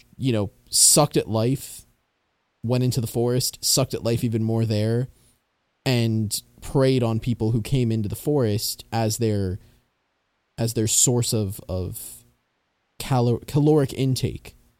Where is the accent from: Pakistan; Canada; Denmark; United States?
Canada; being Canadian, we learn about a lot of those in school